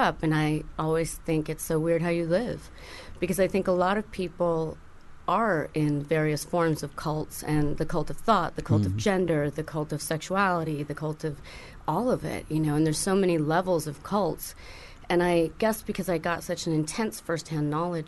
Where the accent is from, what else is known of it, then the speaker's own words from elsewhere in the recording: Tuscany, Italy; moved away; I grew up in Tuscany, and there was a duke that was in the group, so I grew up, you know, kind of on his estate